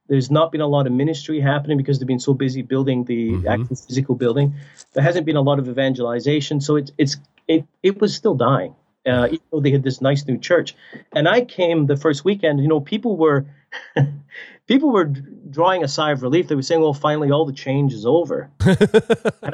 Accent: Scotland, United Kingdom; now in Canada; I'm from Scotland originally

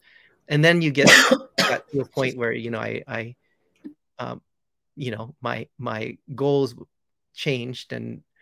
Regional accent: Hawaii, United States; moved away as an adult; now in Los Angeles, United States; I'm born and raised in Hawaii

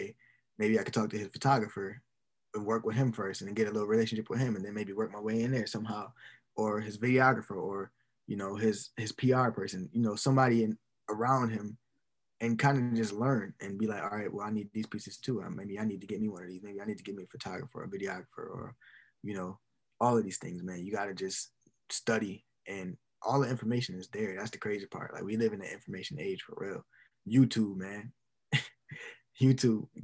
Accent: Buffalo, New York, United States; Buffalo, my hometown

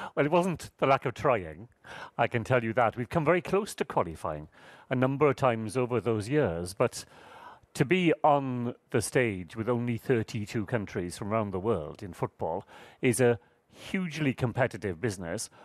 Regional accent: Wales, United Kingdom; happen to be born in Wales

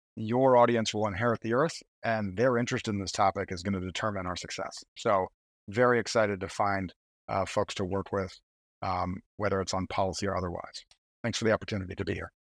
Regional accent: Schenectady, New York, United States; I grew up in Schenectady

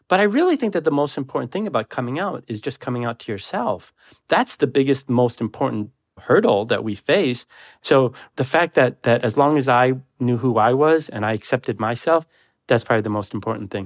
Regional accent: Detroit, Michigan, United States; I grew up in Detroit in the eighties

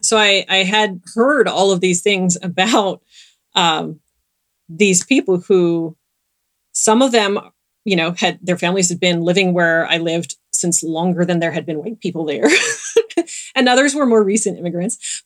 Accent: Southern California, United States; I grew up in Southern California

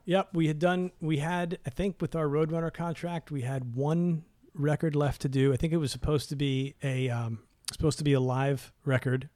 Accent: New York City, New York, United States; we're from New York City

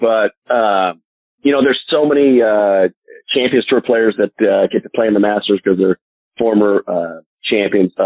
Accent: Northern California, United States; I was from Northern California

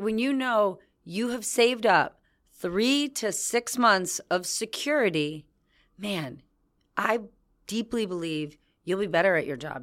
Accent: New Jersey, United States; I was from New Jersey

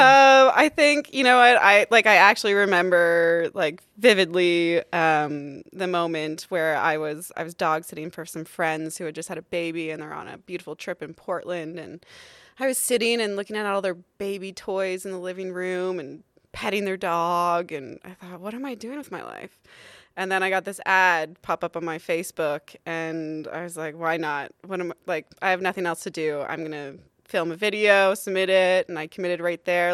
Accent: Ontario, Canada; moved away as an adult; also born or lived in Calgary; now in Yukon, Canada; So I moved up here from Calgary, actually, but, um, I'm an Ontario girl

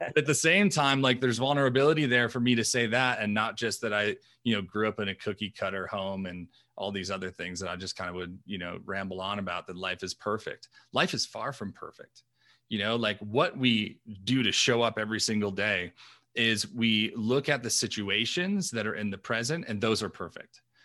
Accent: New York, United States; I grew up in New York, uh, Italian family

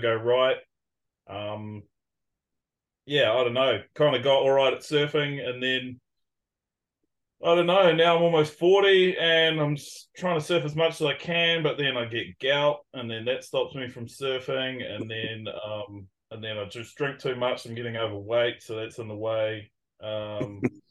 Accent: Raglan, Waikato, New Zealand; I'm from Raglan, which is a small town of population of about 5,000

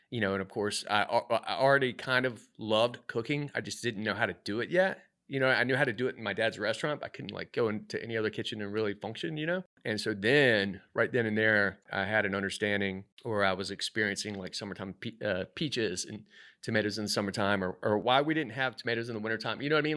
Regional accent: Myrtle Beach, South Carolina, United States; also born or lived in New York / Mexico City / Washington, D.C. / Philadelphia; now in Charlotte, United States; I'm originally from Myrtle Beach

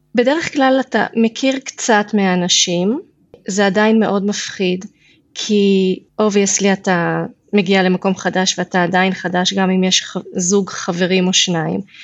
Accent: Beit She'arim, Northern District, Israel; moved away as an adult; now in Kidron, Israel; אני גם גדלתי במושב קטן בעמק יזרעאל, מושב בית שערים

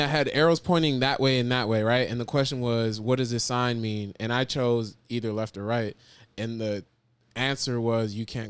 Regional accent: Orlando, Florida, United States; moved away as an adult; also born or lived in New Jersey; now in New York, United States; I'm from Orlando, Florida

